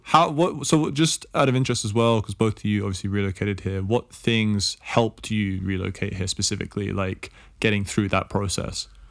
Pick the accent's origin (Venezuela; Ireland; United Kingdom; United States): United Kingdom; England; I'm from England